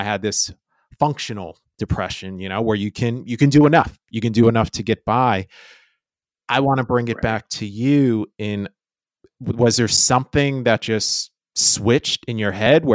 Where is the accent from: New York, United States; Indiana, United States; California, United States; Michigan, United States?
New York, United States; moved away as an adult; now in Los Angeles, United States; I was born and raised in New York and the surrounding East Coast